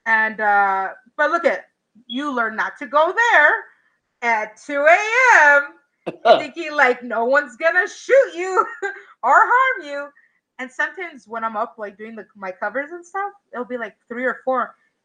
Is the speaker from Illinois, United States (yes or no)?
yes; Chicago, Illinois, United States; also born or lived in Cicero, Illinois; I'm from Chicago, but I'm also really close to like the borderline of the suburbs